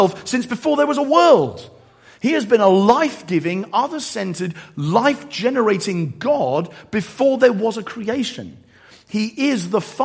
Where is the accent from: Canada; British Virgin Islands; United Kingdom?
United Kingdom; Eastbourne, South East England; my hometown of Eastbourne